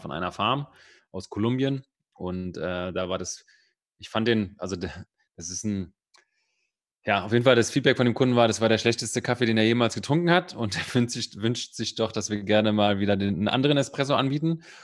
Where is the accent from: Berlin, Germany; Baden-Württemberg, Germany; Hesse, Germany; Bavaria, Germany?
Berlin, Germany; ich bin Berliner, ich bin Spandauer, ganz, äh, also Spandau ist ganz im Westen, aber ich bin so weit im Westen geboren, dass es schon wieder Osten war